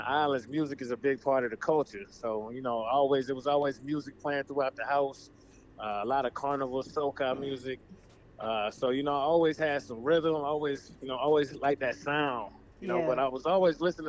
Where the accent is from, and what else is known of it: Leesburg, Virginia, United States; born or raised there; also born or lived in South Carolina